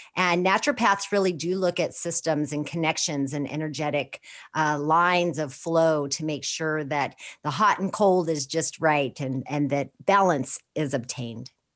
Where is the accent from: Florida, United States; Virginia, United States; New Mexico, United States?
New Mexico, United States; Four Corners area of; born or raised there